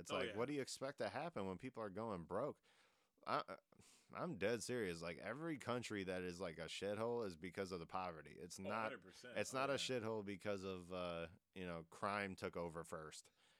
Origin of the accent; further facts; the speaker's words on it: Detroit, Michigan, United States; I'll just be like, I'm from Detroit. And they're like, oh, yikes. And I'm like, why yikes?